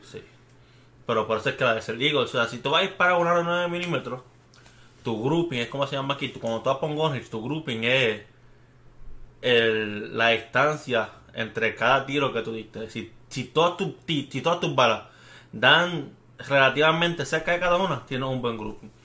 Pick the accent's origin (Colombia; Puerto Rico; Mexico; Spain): Puerto Rico; Bayamón; now in Texas, United States; Somos de Bayamón